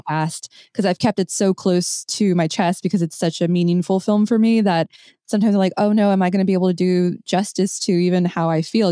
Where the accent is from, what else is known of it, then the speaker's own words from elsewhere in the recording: United States; my Mexican-American experience